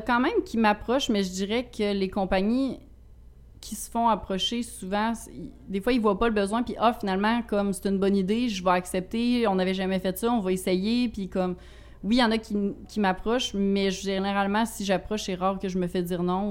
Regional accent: Rivière-du-Loup, Quebec, Canada; je viens de, du Bas-Saint-Laurent, Rivière-du-Loup

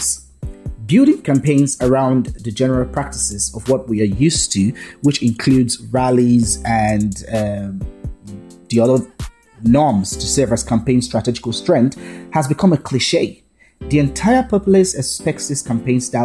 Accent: Edo, Nigeria; I am from Edo State, well, Ishan by tribe precisely. I was born here

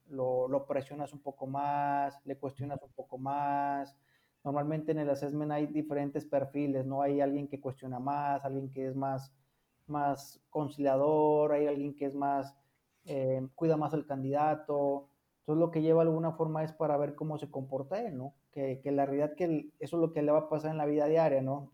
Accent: Fresnillo, Zacatecas, Mexico; moved away; Yo soy originario de Fresnillo, Zacatecas

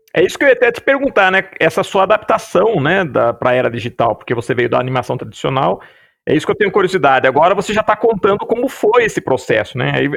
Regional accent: Piracicaba, São Paulo, Brazil; acabei voltando para Piracicaba, que é a cidade que eu, que eu nasci

